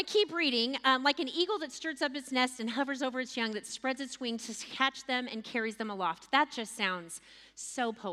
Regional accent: Texas, United States; as a Texan

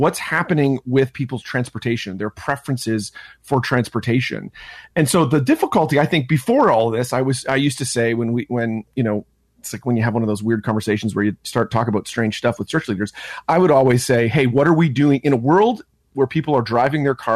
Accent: Ontario, Canada; born or raised there

